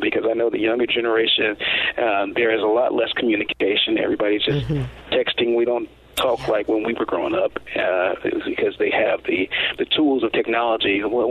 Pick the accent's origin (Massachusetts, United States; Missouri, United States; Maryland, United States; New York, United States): Maryland, United States; Prince George's County; I came from the Prince George's County school system